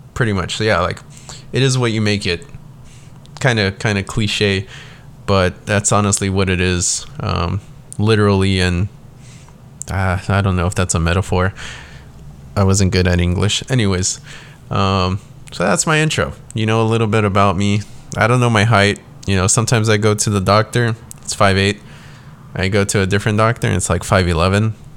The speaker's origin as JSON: {"language": "English", "region": "South Texas", "country": "United States", "tie": "born or raised there", "said": "I was born and raised in South Texas"}